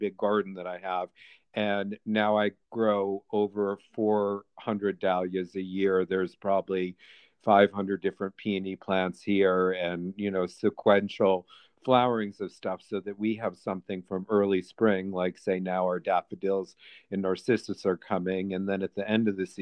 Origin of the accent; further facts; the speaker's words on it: East Aurora, New York, United States; moved away; I was from this little country town called East Aurora